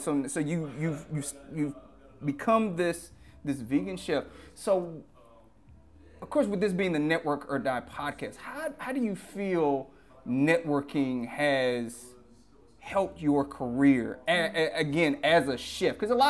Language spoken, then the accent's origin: English; Louisiana, United States; Again, I'm from Louisiana, so I eat Memphis style pork, beef, all of that.